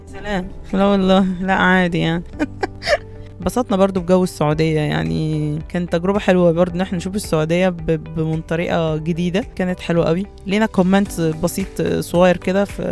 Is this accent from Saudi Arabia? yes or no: no; Port Said, Port Said Governorate, Egypt; عشان احنا من بورسعيد